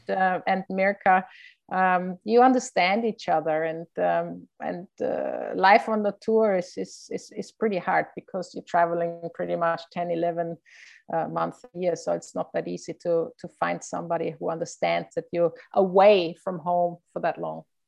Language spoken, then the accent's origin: English; Innsbruck, Tyrol, Austria; I played in my hometown in Innsbruck